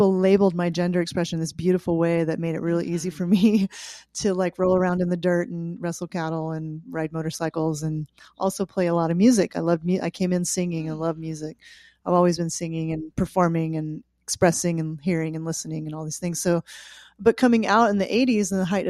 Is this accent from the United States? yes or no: yes; Osage Nation, Oklahoma, United States; moved away as an adult; also born or lived in California; as well as being Irish and French and English and all, and kind of a mutt, you know, from the European backgrounds. But I grew up right here in the Osage Nation where I was born here, where my original people are from, and I'm deeply connected with that lineage.